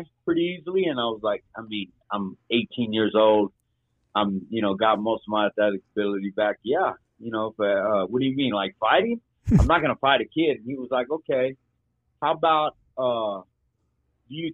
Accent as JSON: {"language": "English", "town": "Plainview", "region": "Texas", "country": "United States", "tie": "born or raised there", "said": "I come back to my hometown here in Plainview, Texas"}